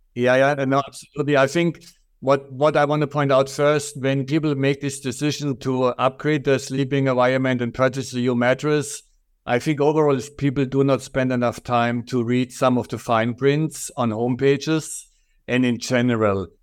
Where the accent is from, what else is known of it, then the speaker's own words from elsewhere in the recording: Germany; accent: German; English is a second language; moved away as an adult; I'm originally from Germany, so everybody will recognize my strong accent